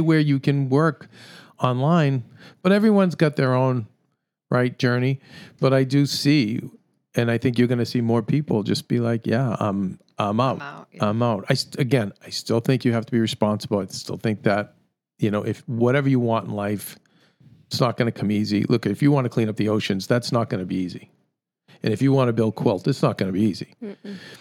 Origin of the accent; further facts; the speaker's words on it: United States; I'm an American